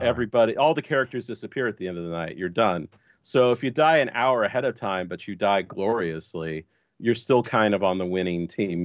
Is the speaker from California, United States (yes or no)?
no; Texas, United States; I was born and raised in Texas, and I'm coming to you live from Austin, Texas